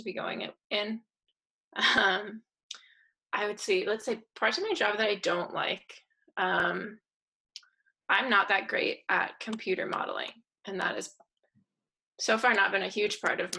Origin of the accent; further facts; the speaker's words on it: Vermont, United States; the house that I grew up in Vermont